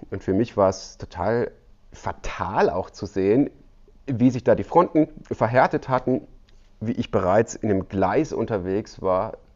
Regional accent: Baden-Württemberg, Germany; Ich komme aus dem Südschwarzwald und ja, das ist noch so ein bisschen ländlicher

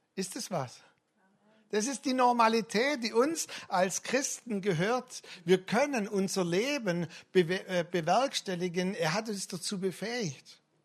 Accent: Swabia, Baden-Württemberg, Germany; als Schwabe meine ich

